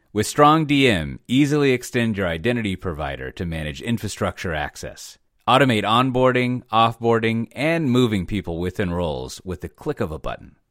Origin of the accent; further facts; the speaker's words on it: Texas, United States; now in Netherlands; as a Texan